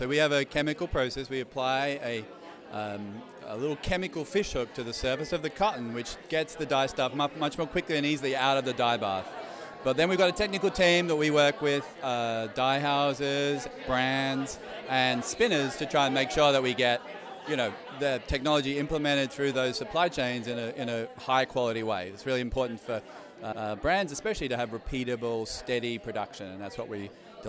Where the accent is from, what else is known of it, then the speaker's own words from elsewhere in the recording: Australia; now in New York City, United States; Despite being Australian